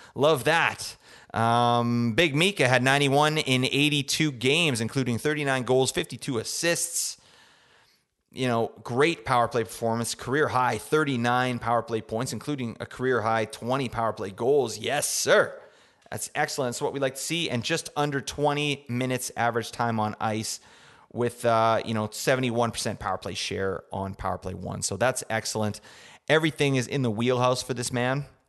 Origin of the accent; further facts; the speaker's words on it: Canada; I'm from Canada, so we say Zerberts.